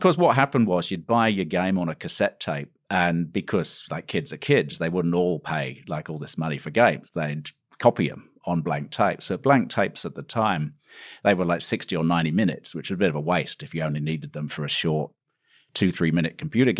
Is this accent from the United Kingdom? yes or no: yes; East Midlands, United Kingdom; Lincolnshire, UK. Potato country, farming country. Beautiful, actually. At the time, I probably didn't think it was beautiful. I thought it was rather quiet and peaceful. It's a small town, South Lincolnshire, near Stamford, which was a bus ride away.